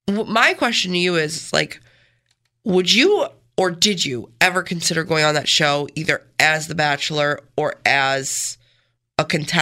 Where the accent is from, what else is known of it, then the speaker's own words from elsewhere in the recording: Canandaigua, New York, United States; growing up in Canandaigua, it's just such a, there's not a lot of diversity.